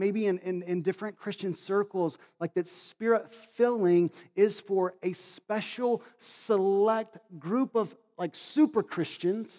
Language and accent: English; Kentucky, United States; now in Massachusetts, United States; I grew up in Kentucky, all right? We didn't have near as many snow days in Kentucky as we do in Massachusetts